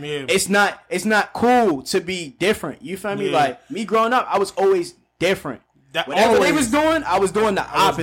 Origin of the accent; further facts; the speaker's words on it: Aberdeen, United States; I'm from Aberdeen